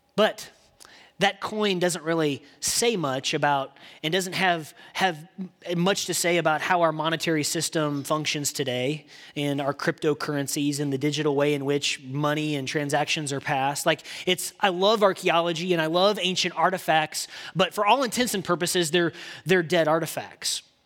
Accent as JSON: {"language": "English", "region": "Indiana", "country": "United States", "moved": "yes", "lives_now": "Texas, United States", "said": "I'm from the great state of Indiana. And I did get to Texas as fast as I could, but I'm from the Hoosier State"}